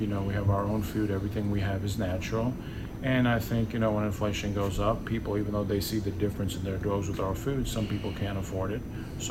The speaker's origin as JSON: {"language": "English", "region": "New York", "country": "United States", "moved": "as an adult", "lives_now": "Austin, United States", "said": "I'm from New York, I've only lived here 8 years."}